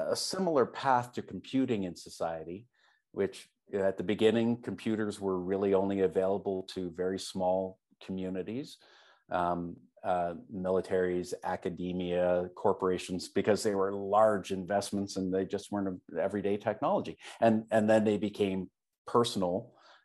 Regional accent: Canada; I'm Canadian

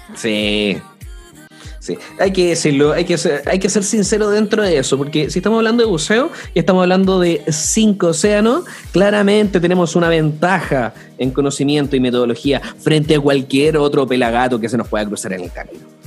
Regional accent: Chile

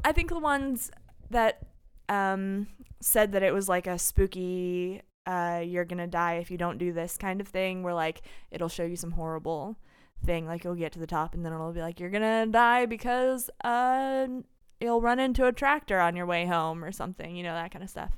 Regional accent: Terre Haute, Indiana, United States; born or raised there

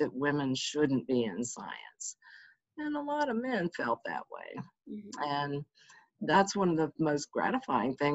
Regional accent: United States; I grew up outside of Washington, D.C.

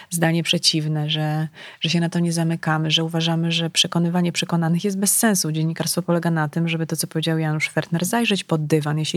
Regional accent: Legnica, Lower Silesian Voivodeship, Poland; ja pochodzę z Legnicy, tak, Guten Morgen, to mm, wiesz, bliskość e, granicy niemieckiej, to, to był rzut beretem. E, to był początek, ja szłam do liceum na początku lat 90.

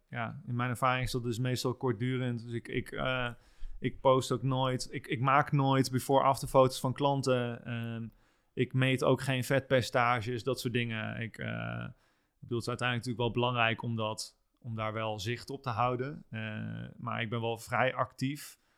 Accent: a small village near Apeldoorn, Gelderland, Netherlands; moved away; also born or lived in Amsterdam; ik ben geboren in Apeldoorn. Oké. En ik ben in een klein dorpje in de buurt daar opgegroeid.

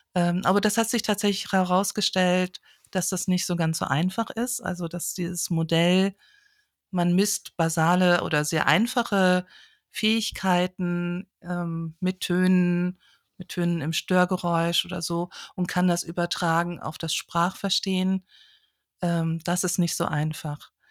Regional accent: a village near Kassel, Hesse, Germany; now in Oldenburg, Germany; ich bin auf dem Dorf aufgewachsen, ähm, in keiner großen Stadt, in der Nähe von Kassel

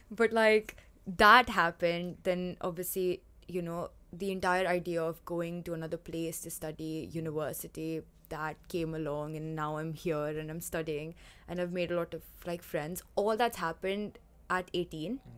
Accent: India; also born or lived in Bahrain / Oman / United Arab Emirates; now in London, United Kingdom; I'm Indian, and I've lived in Bahrain, Oman, and Dubai my entire life. And I shifted to London in September

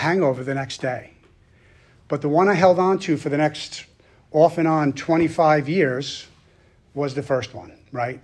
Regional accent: Long Island, New York, United States; moved away; I'm originally from Long Island, New York

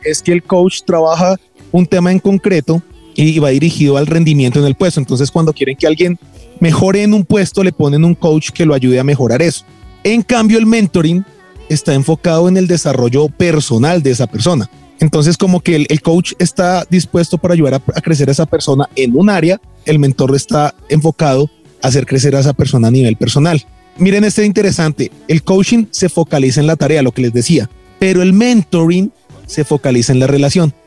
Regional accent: Bogotá, Bogotá Capital District, Colombia; en Colombia, los bogotanos, todos, entonces nos volvimos gente que, que le gusta hablar más estilizadamente

